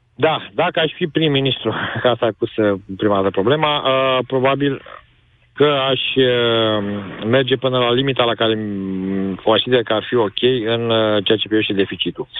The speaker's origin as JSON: {"language": "Romanian", "town": "Galați", "region": "Galați County", "country": "Romania", "said": "eu sunt din Galați"}